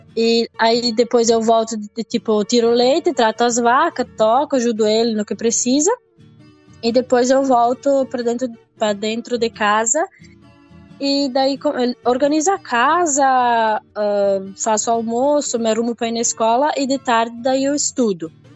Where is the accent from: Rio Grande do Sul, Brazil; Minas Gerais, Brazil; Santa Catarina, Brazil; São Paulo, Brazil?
Santa Catarina, Brazil; Seara, interior of; eu nasci ah, aqui em Ceará mesmo. Eu moro em Linha Berno, que seria a linha da minha cidade, né? Ah, tipo, eu nasci e me criei aqui onde eu moro